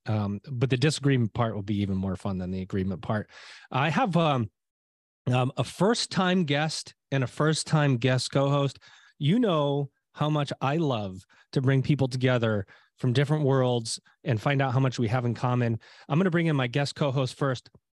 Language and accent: English; Liverpool, New York, United States; moved away; also born or lived in Syracuse, New York; I am originally from Syracuse, New York. It is where I was born, in Saint Joe's, in, it's in Syracuse, New York. It's where I grew up, in a little, a city called Liverpool, New York.